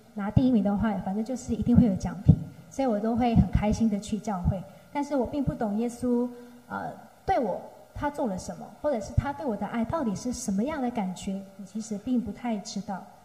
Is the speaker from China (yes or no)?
no; Myanmar; now in Taiwan; 然后我是来自缅甸